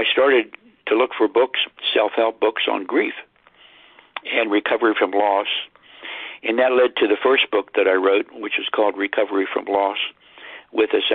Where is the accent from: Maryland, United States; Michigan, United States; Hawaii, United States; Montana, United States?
Maryland, United States; Cumberland; I was raised in Cumberland, Maryland